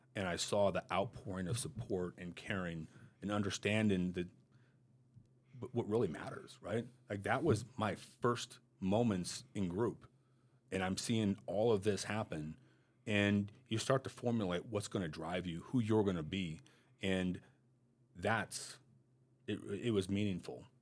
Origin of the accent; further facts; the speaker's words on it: Montana, United States; moved away; I was good growing up in Montana